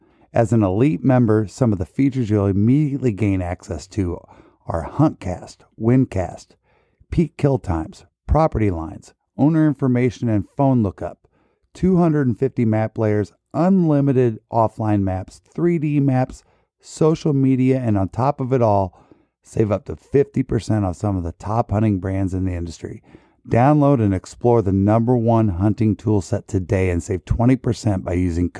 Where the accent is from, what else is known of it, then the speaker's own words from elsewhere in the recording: Florida, United States; When we're from Florida, and here the license plate comes out as a wood duck.